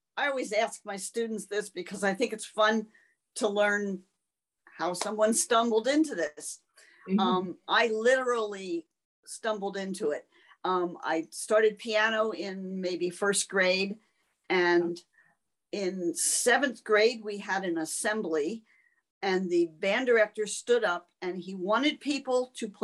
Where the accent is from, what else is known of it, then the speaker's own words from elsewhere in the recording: Pennsylvania, United States; In Berks County.